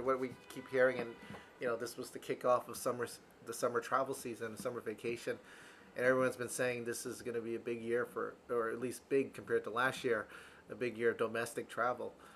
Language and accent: English; East Coast, United States; I'm from the East Coast.